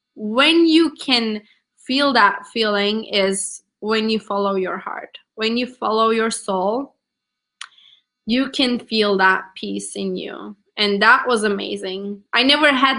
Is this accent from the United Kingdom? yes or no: no; Turkey; English is a second language; moved away as an adult; now in United States; I'm from Turkey